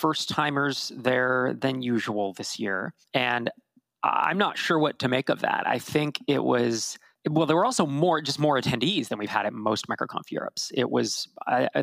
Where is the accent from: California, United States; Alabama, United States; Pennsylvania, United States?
California, United States; I'm from California